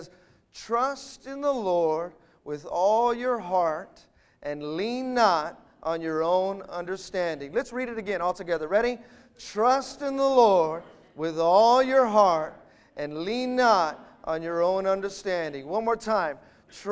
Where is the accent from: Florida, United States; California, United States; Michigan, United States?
California, United States; Bay Area; moved away; I was from the Bay Area